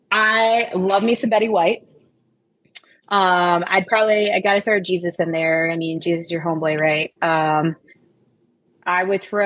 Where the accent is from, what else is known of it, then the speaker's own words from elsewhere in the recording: Appalachia, United States; I grew up in Coal Country, USA, right? And so I had a lot of country music as my walk-up songs.